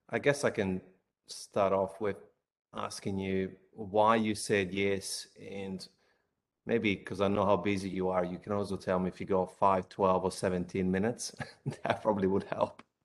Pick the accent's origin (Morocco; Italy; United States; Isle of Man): Italy; moved away as an adult; now in Australia; I'm from Italy